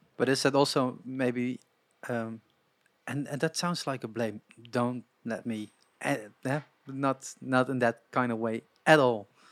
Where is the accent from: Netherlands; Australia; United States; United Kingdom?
Netherlands; I grew up in Holland